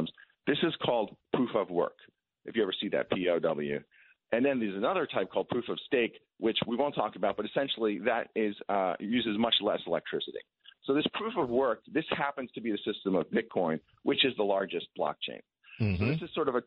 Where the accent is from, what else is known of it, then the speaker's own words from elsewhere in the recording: Long Island, New York, United States; I grew up on Long Island in the 70s.